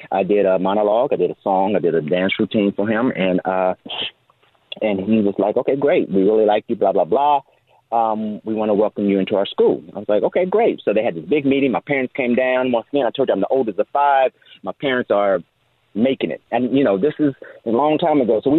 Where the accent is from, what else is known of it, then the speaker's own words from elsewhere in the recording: Dayton, Ohio, United States; moved away; I'm originally from Dayton, Ohio. I'm the oldest of five children.